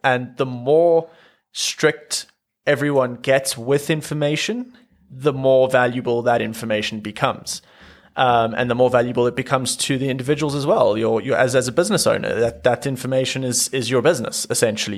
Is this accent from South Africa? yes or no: yes; South Africa; being South African